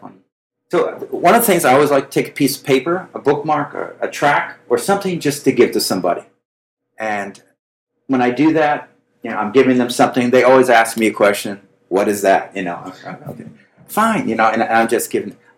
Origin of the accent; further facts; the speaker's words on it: Boston, Massachusetts, United States; I come from Boston area, which is arrogance above arrogance